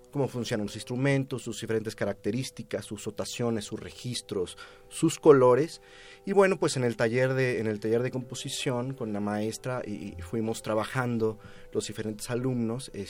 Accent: San Luis Potosí, Mexico; moved away as an adult; now in Mexico City, Mexico; yo vengo de la ciudad de San Luis Potosí, vine a estudiar composición aquí en la Escuela Nacional, ahora Facultad de Música de la UNAM

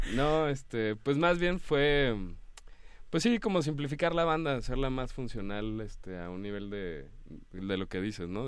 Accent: Querétaro, Mexico; now in Mexico City, Mexico; yo crecí allá en Querétaro y luego me vine a vivir acá al DF

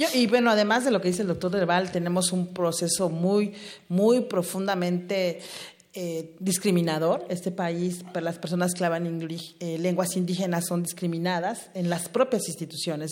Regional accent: Mexico; como mexicanos y mexicanas

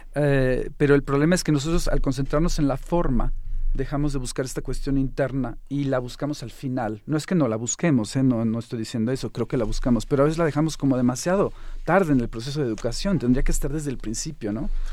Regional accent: Mexico; moved away as an adult; also born or lived in Finland / Germany; Yo me fui de México a los 25 años más o menos

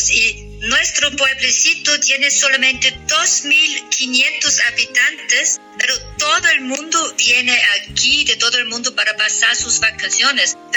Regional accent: Sankt Anton am Arlberg, Tyrol, Austria; vienes a San Anton en mi pueblo

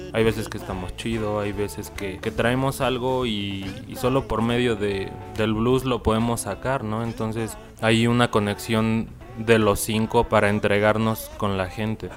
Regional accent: Mexico; somos mexicanos

